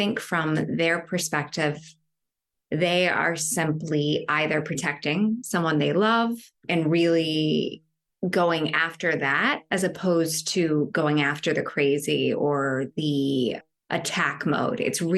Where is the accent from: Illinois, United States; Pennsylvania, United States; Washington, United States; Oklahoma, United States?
Oklahoma, United States; now in New York, United States; I am originally from Oklahoma, and I've been in New York for some time now.